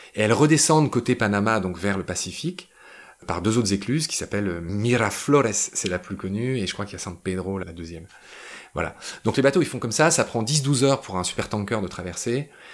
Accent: France; Je suis français

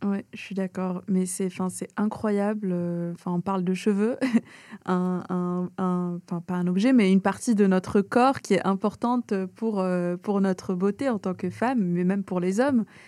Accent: Algeria; je viens d'Algérie

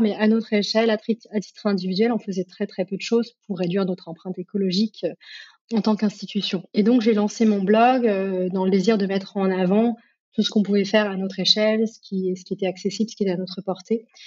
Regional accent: Grenoble, Auvergne-Rhône-Alpes, France; j'ai grandi à Grenoble, dans les montagnes

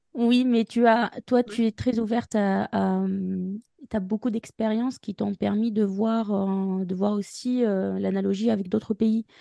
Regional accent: Tunisia; moved away as an adult; now in France; je viens de la Tunisie

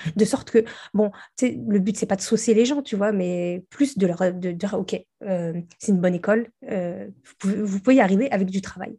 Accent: the Nord, Hauts-de-France, France; moi, je viens du Nord. Mhm. Et donc, nous notre pays frontalier, c'est la Belgique.

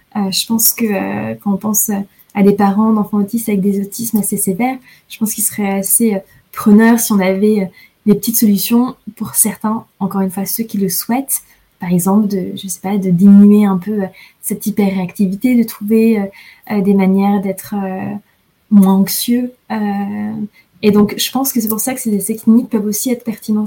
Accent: France; moved away; je suis française

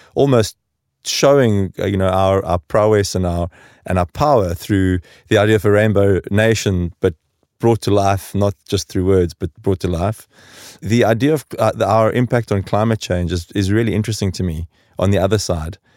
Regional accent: South Africa; moved away as an adult; now in Stockholm, Sweden; growing up in South Africa during the transition

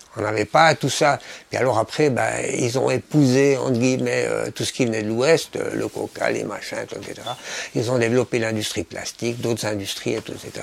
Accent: Switzerland; moved away as an adult; now in Hong Kong; je suis de Suisse

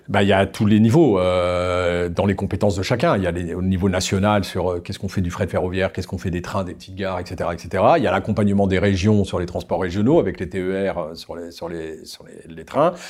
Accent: France; chez nous en France

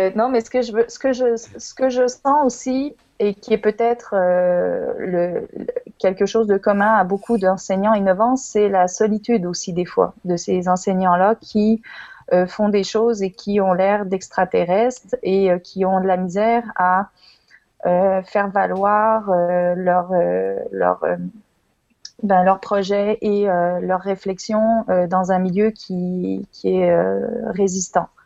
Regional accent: Lyon, Auvergne-Rhône-Alpes, France; moved away as an adult; now in Quebec City, Canada; je suis moi aussi française, je suis née à Lyon il y a quelques années et euh, j'ai émigré au Québec

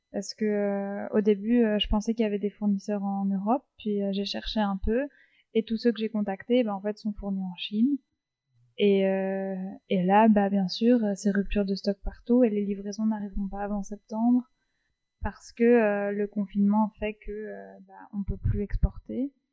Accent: Paris, Île-de-France, France; moved away as an adult; also born or lived in La Rochelle; now in Brussels, Belgium; j'ai, j'ai grandi sur Paris et je suis venue à Bruxelles pour les études, mais je suis originaire de La Rochelle.

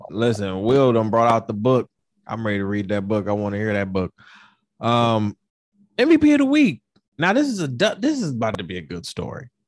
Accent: Detroit, Michigan, United States; I'm from Detroit

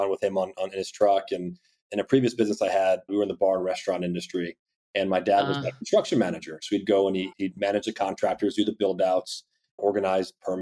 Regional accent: Ocala, Florida, United States; growing up in Central Florida in the Ocala area

